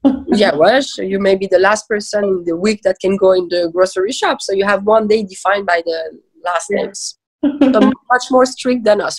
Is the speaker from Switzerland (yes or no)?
yes; Switzerland; also born or lived in Iran / Lausanne / Geneva; I was born in Iran uh, and I was raised in Switzerland.